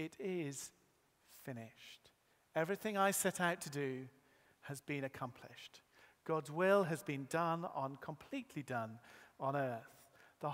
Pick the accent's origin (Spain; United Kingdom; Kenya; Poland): United Kingdom; Yorkshire and the Humber; I was born in Yorkshire.